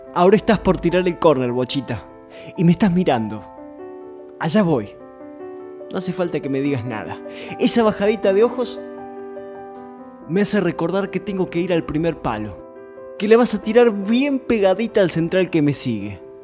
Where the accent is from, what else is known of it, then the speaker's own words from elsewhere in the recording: Almafuerte, Córdoba, Argentina; mi pueblo, Almafuerte